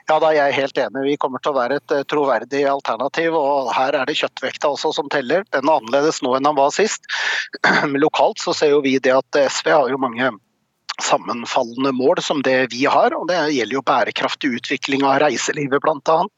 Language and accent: Norwegian; Oslo, Norway; Jeg er sjøl fra Oslo øst, og jeg veit forskjellen forskjellen på Oslo øst og vest.